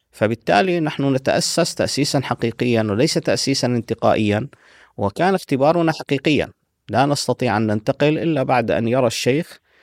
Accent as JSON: {"language": "Arabic", "town": "Medina", "region": "Medina Province", "country": "Saudi Arabia", "tie": "born or raised there", "also_born_or_lived": "Syria / Sudan", "moved": "yes", "said": "وصلت إلى المدينة المنورة مع أسرتي آه، كنت في الصف السادس"}